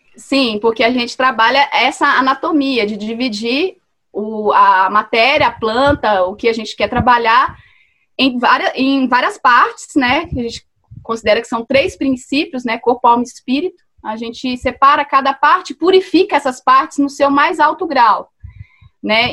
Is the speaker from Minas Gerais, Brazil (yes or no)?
yes; Mariana, Minas Gerais, Brazil; moved away as an adult; also born or lived in Belo Horizonte; Eu cresci em Mariana, né, em Minas Gerais, e eu passei a minha infância vendo a minha mãe fazer sabão artesanal